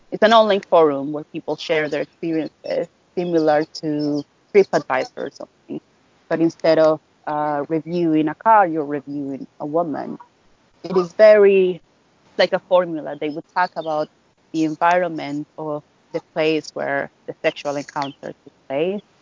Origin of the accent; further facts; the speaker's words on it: Dominican Republic; I am a writer, I am a campaigner, and I am a researcher from the Dominican Republic.